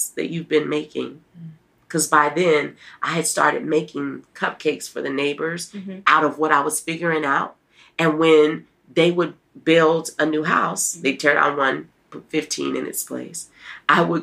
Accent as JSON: {"language": "English", "town": "New Orleans", "region": "Louisiana", "country": "United States", "moved": "yes", "lives_now": "Nashville, United States", "said": "I'm from New Orleans. We're going to be eating red beans and rice"}